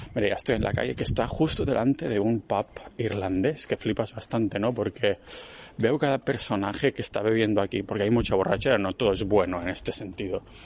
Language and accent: Spanish; Catalonia, Spain; moved away as an adult; also born or lived in Barcelona; now in Estonia; soy muy catalán